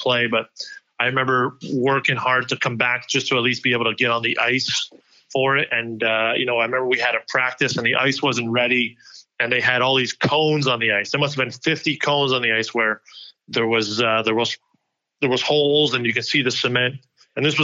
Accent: Montreal, Quebec, Canada; moved away; growing up in Montreal, speaking French

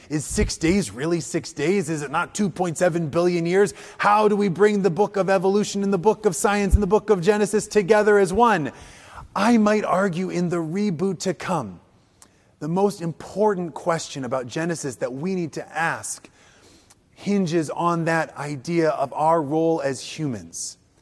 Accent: Wisconsin, United States; also born or lived in Illinois; I come from Wisconsin. Even though I was born in Illinois, I lived there for a while. I come from Wisconsin.

